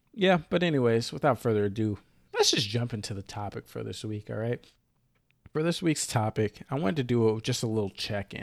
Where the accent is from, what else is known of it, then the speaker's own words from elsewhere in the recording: the South, United States; now in Seattle, United States; I'm from the South